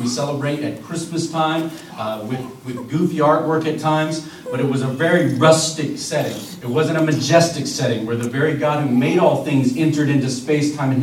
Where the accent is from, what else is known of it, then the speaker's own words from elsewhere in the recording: Virginia Beach, Virginia, United States; moved away as an adult; now in New Jersey, United States; I grew up in Virginia Beach, Virginia. That's where my home was.